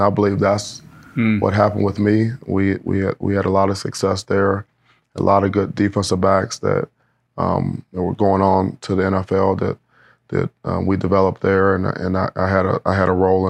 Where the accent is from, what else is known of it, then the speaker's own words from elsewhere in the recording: Cleveland, Ohio, United States; also born or lived in Wisconsin; you know, I'm from Cleveland. I went to Wisconsin. You know, I'm a Big Ten guy